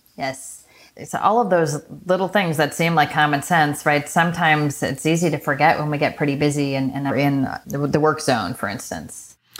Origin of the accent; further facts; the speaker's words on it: Michigan, United States; I was born in Michigan from the upper Midwest